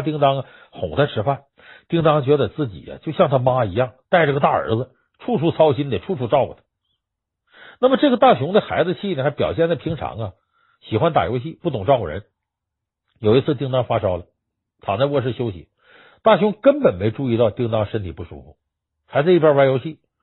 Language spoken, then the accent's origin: Chinese; China; 我们中国人